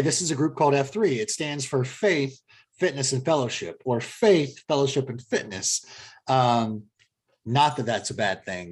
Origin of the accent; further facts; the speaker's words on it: Columbus, Ohio, United States; moved away; Born and raised in Columbia. Columbus. So I've got roots back to Ohio